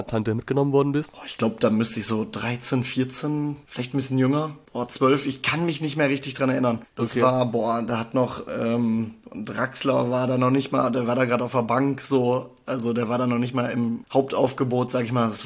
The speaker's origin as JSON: {"language": "German", "region": "North Rhine-Westphalia", "country": "Germany", "said": "ich bin äh, genau 23 Jahre alt. Ich komme aus Münsterland hier in NRW"}